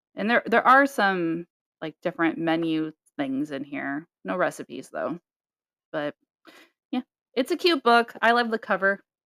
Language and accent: English; Nebraska, United States; we're we're from Nebraska